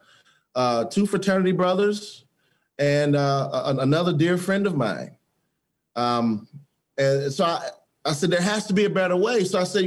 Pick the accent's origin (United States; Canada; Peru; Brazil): United States; Detroit, Michigan; growing up in Detroit